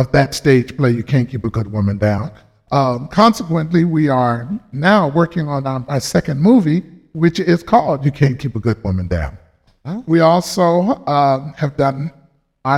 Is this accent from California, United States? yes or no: yes; Compton, California, United States; moved away as an adult; also born or lived in Alaska; I am from Los Angeles, California, more specifically Compton, and I'm proud of it. Grew up back in the 60s in Compton